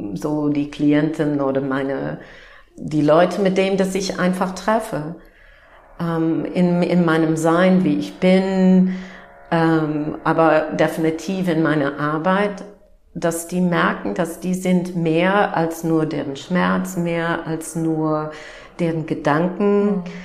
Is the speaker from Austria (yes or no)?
no; Upper Midwest, United States; German is a second language; moved away as an adult; now in Germany; ich bin Amerikanerin und ähm, bin aufgewachsen im Nord-Midwest von den Vereinigten Staaten